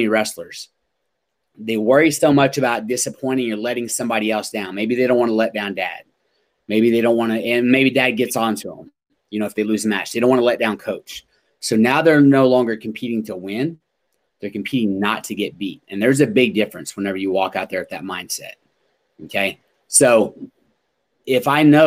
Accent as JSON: {"language": "English", "region": "Oklahoma", "country": "United States", "tie": "born or raised there", "said": "I grew up in Oklahoma."}